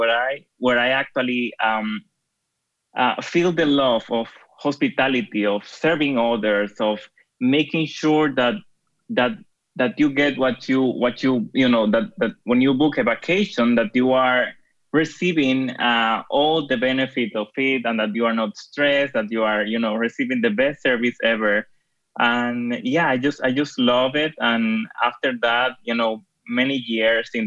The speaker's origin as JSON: {"language": "English", "country": "Dominican Republic", "moved": "as an adult", "lives_now": "Switzerland", "said": "Well, I'm based in Switzerland, but I am from the Dominican Republic."}